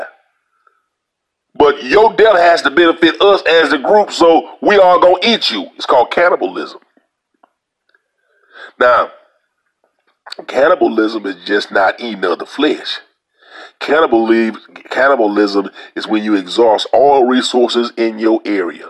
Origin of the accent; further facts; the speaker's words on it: Louisiana, United States; I'm from Louisiana